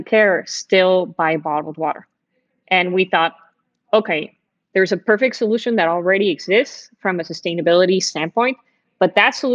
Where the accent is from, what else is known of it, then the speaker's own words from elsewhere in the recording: Mexico; moved away as an adult; also born or lived in Miami, United States; I grew up in Mexico